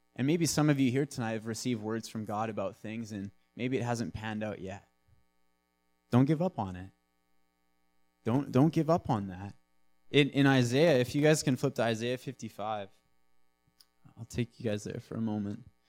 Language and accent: English; Nanaimo, British Columbia, Canada; I'm from Nanaimo. I'm born and raised.